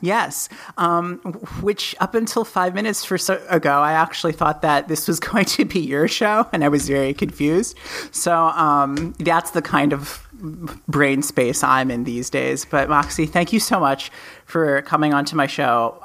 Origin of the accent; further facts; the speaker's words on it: United States; we are both from America